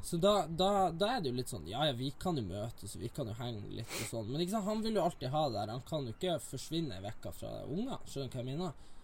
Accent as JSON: {"language": "Norwegian", "region": "Northern Norway", "country": "Norway", "tie": "born or raised there", "moved": "yes", "lives_now": "Oslo, Norway"}